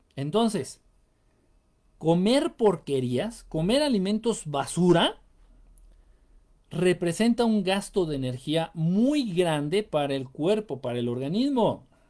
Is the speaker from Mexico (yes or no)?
yes; Mexico; De México